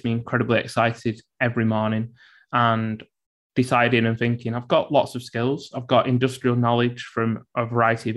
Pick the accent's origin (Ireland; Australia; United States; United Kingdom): United Kingdom; Bolton, North West England; I was born and brought up in Bolton, grew up on a council estate.